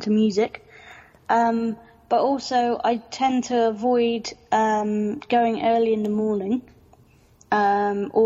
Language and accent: English; Suffolk, East of England, United Kingdom; now in London, United Kingdom; I grew up in Suffolk, which they rural